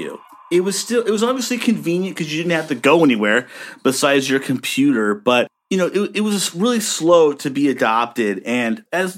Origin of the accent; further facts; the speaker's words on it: Bay Area, California, United States; I'm from the Bay Area